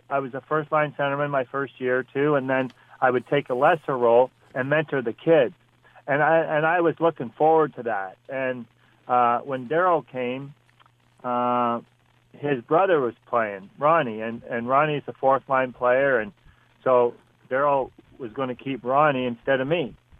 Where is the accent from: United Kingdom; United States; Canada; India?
Canada; as a Canadian boy, right, and growing up with hockey, you have to play in Canada somewhere